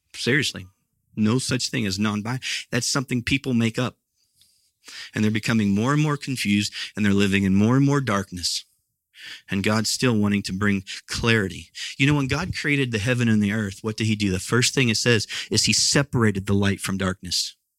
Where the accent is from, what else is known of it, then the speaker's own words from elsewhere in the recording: Midwest, United States; moved away; where I grew up was out in the Midwest